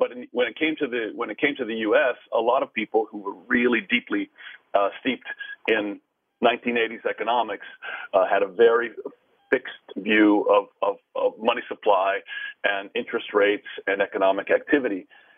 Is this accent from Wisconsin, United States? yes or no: no; California, United States; And now I run a glorified private family office from my hometown in California.